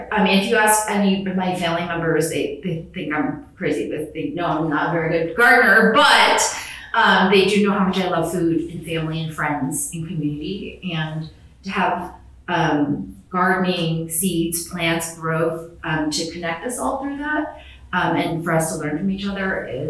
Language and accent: English; Chicago, Illinois, United States; I grew up in the Chicagoland area